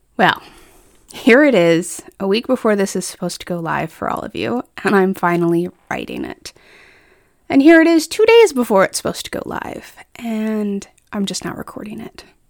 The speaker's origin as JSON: {"language": "English", "region": "Colorado", "country": "United States", "tie": "born or raised there", "also_born_or_lived": "Iowa", "moved": "yes", "said": "I grew up in Colorado while my extended family was in the Midwest"}